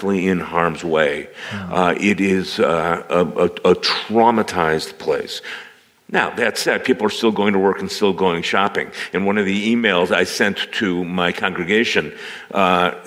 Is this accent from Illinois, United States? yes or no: yes; outside of Chicago, Illinois, United States; moved away as an adult; now in Calgary, Canada; I grew up outside of Chicago in the United States.